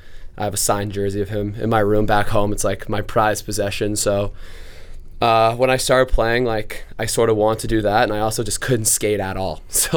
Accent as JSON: {"language": "English", "town": "Los Angeles", "region": "California", "country": "United States", "tie": "born or raised there", "said": "I'm from Los Angeles, California."}